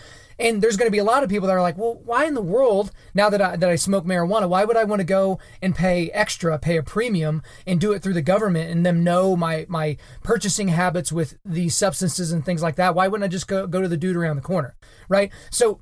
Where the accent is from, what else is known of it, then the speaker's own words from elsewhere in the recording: Oklahoma, United States; also born or lived in Edmond, Oklahoma; I am in Edmond, Oklahoma, and the state of Oklahoma.